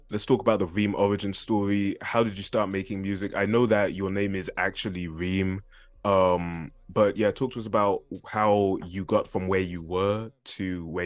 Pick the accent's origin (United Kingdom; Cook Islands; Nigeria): United Kingdom; London; I was from London, man. From East